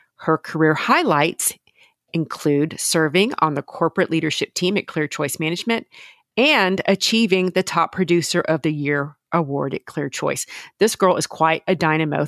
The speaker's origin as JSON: {"language": "English", "region": "Louisiana", "country": "United States", "said": "I'm from Louisiana."}